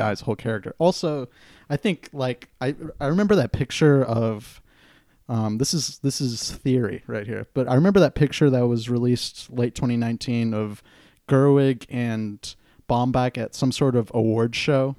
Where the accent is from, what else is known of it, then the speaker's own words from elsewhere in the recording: Santa Cruz, California, United States; it depicts Santa Cruz, my hometown